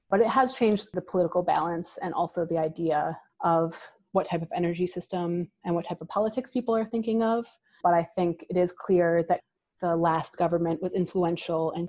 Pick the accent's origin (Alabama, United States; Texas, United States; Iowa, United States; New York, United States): New York, United States; Canandaigua; but for us in Rochester as well. I grew up in Canandaigua.